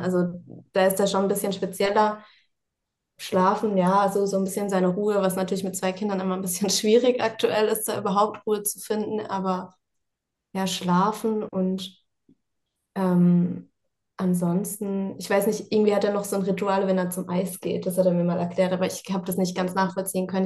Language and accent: German; Mannheim, Baden-Württemberg, Germany; now in Ingolstadt, Germany; Ich bin gebürtige Mannheimerin.